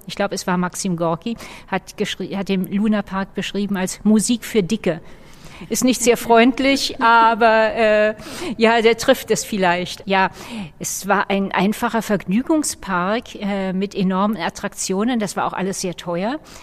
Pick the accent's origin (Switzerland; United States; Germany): Germany; Berlin; Ich bin äh, ganz in der Nähe geboren. Ich habe meine gesamte Kindheit am Kurfürstendamm verbracht.